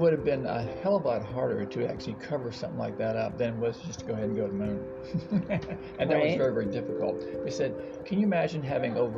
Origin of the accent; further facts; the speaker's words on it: Virginia, United States; now in Texas, United States; we grew up around the Chesapeake